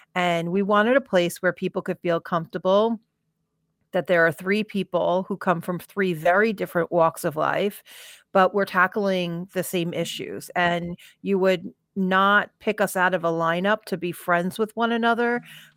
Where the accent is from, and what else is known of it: Farmingdale, New York, United States; born or raised there; also born or lived in California